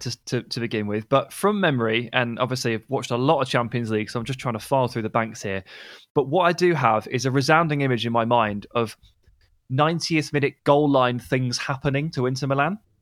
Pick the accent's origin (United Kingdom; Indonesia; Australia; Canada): United Kingdom; England; as an English person